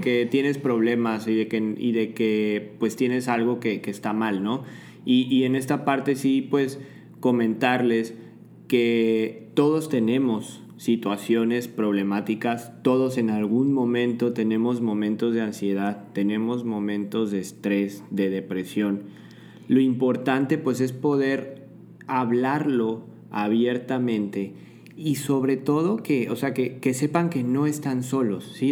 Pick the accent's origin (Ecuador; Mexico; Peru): Mexico; todos nosotros como mexicanos eh, que tenemos ciertas características eh, poblacionales